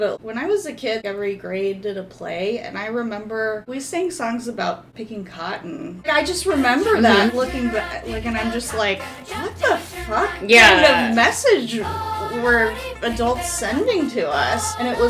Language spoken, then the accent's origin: English; North Florida, United States; I grew up in North Florida in the 80s.